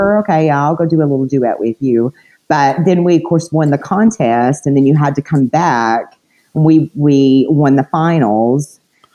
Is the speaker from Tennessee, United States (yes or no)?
yes; Cleveland, Tennessee, United States; moved away as an adult; also born or lived in Florida; I'm from a little small town in Tennessee. It's called Cleveland, Tennessee.